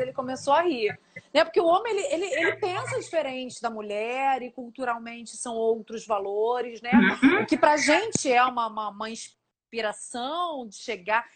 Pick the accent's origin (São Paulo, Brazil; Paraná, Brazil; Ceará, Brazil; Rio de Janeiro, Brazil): Rio de Janeiro, Brazil; eu sou aqui do Rio